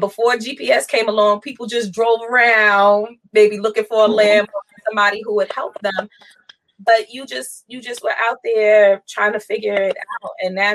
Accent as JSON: {"language": "English", "town": "New York City", "region": "New York", "country": "United States", "tie": "born or raised there", "also_born_or_lived": "Queens, New York", "said": "So I grew up in Brooklyn, and Queens. Family bounced back and forth between Brooklyn and Queens."}